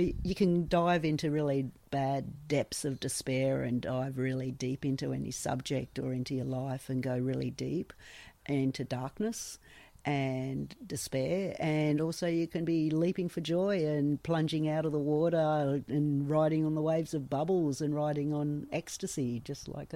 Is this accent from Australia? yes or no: yes; Sydney, New South Wales, Australia; I was born and raised in Sydney